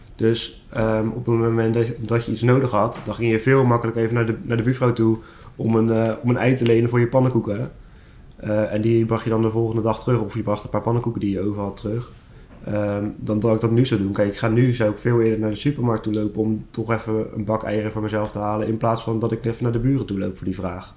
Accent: Schiedam, South Holland, Netherlands; ik ben ook 25 jaar en ik kom uit Schiedam

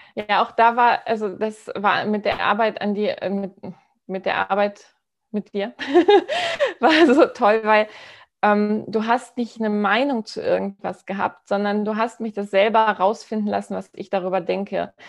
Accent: Hamburg, Germany; ich komme aus Hamburg, ja, bin Unternehmerin hauptberuflich und ähm, bin in Hamburg so verdrahtet und Hamburg ist so meine Herzenstadt

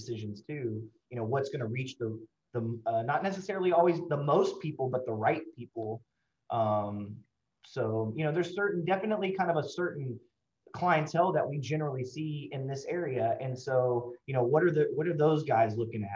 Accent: Houston, Texas, United States; I'm born and raised in Houston.

